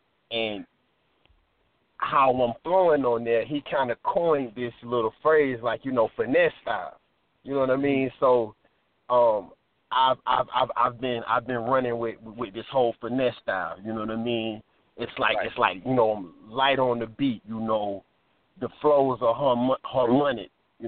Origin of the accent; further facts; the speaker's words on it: Georgia, United States; Being, in this panhandle, growing up in South Georgia, you understand?